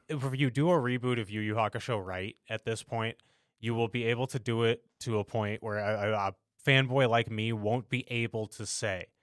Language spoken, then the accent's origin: English; United States; we as Americans